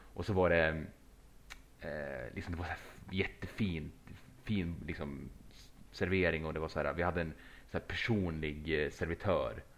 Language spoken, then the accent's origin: Swedish; Sweden; vi var från Sverige allihopa